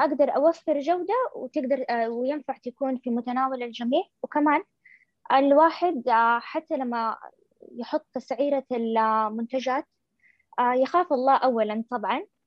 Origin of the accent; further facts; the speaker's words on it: Saudi Arabia; عندنا في السعوديه